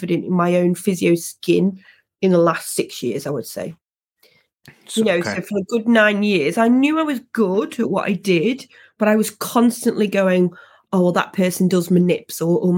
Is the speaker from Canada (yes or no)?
no; England, United Kingdom; as a Brit, as somebody from Britain and English especially